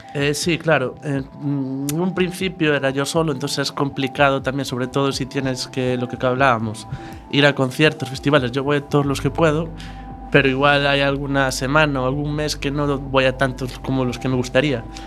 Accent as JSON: {"language": "Spanish", "town": "Arzúa", "region": "Galicia", "country": "Spain", "also_born_or_lived": "Santiago de Compostela", "moved": "yes", "lives_now": "A Coruña, Spain", "said": "Soy de Arzúa, pero bueno, ya llevaba siete años viviendo en Santiago"}